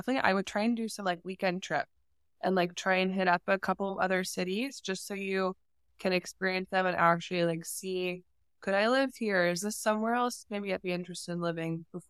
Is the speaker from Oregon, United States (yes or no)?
yes; Oregon, United States; moved away as an adult; also born or lived in Southern California; now in Los Angeles, United States; I'm from Oregon originally. I came to school in Southern California